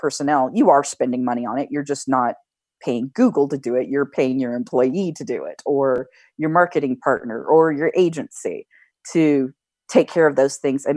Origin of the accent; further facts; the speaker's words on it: United States; I'm an American